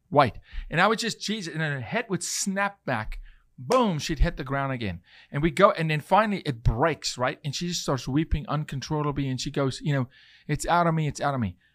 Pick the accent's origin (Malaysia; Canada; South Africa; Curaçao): South Africa; now in United States; as a South African